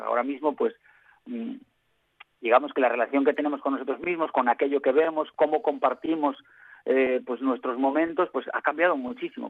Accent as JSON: {"language": "Spanish", "region": "western Asturias", "country": "Spain", "said": "yo soy del occidente de Asturias"}